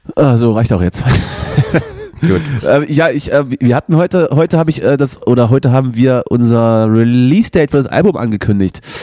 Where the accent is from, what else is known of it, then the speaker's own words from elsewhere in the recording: East Germany, Germany; bei uns im Osten